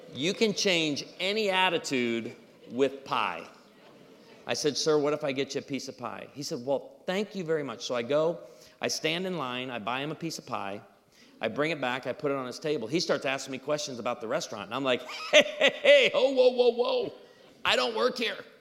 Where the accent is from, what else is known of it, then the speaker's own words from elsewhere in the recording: Missouri, United States; I'm from Missouri.